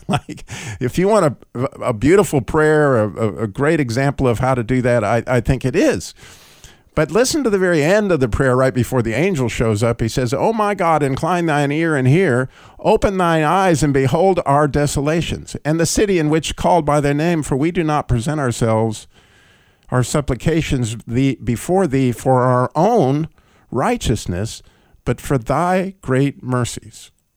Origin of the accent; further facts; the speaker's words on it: United States; as an American